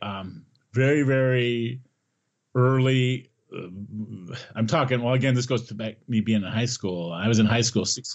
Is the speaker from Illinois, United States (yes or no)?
yes; Naperville, Illinois, United States; When we were growing up in Naperville, it was a town